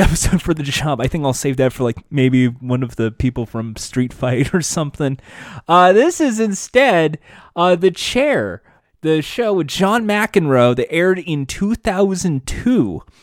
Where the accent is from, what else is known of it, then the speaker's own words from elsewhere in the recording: United States; I'm fucking American